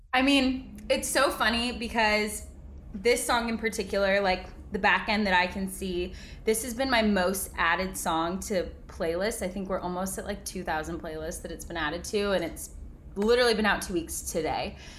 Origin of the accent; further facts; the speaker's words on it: Bentonville, Arkansas, United States; moved away as an adult; also born or lived in California; now in Nashville, United States; I grew up in Bentonville, Arkansas